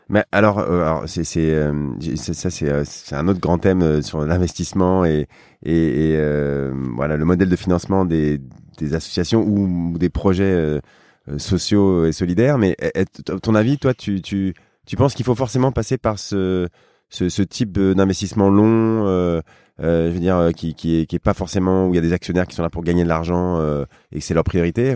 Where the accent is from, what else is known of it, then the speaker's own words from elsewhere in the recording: near Rambouillet, Île-de-France, France; je viens de, près de Rambouillet